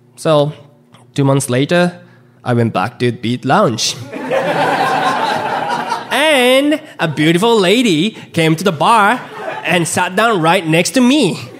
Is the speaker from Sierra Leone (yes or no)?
no; Japan; now in Chicago, United States; I'm a stand up comedian based in Chicago. But uh, I was born and raised in Japan.